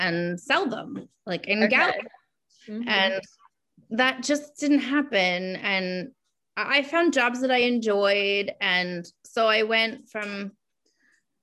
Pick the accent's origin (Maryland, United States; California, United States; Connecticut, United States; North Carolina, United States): Maryland, United States; also born or lived in Savannah, Georgia / Colorado / upstate New York; now in Rhode Island, United States; I was born in Maryland